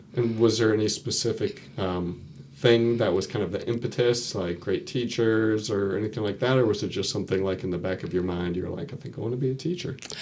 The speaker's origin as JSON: {"language": "English", "town": "Raleigh", "region": "North Carolina", "country": "United States", "tie": "born or raised there", "said": "I grew up in Raleigh, went to school in Raleigh"}